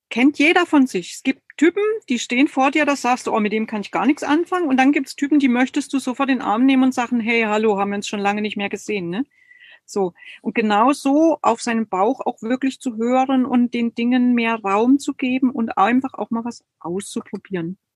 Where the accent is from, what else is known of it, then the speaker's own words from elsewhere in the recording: Germany; Ich bin total atheistisch aufgewachsen in der DDR